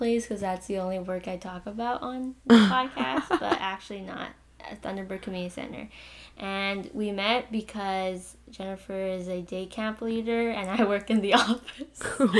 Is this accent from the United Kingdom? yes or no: no; Canada; a Vietnamese-Canadian